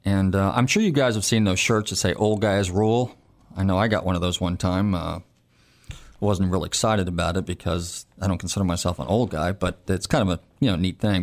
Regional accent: California, United States; moved away; I'm from California originally, and, and growing up in California in the '60s and early '70s

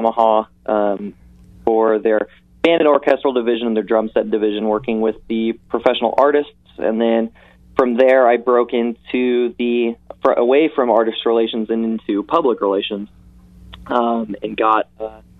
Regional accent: Indianapolis, Indiana, United States; I grew up in Indianapolis

